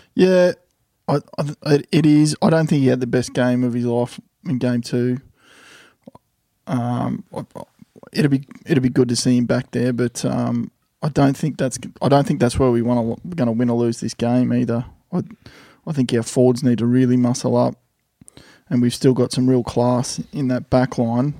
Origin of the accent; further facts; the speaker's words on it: Queensland, Australia; As a Queenslander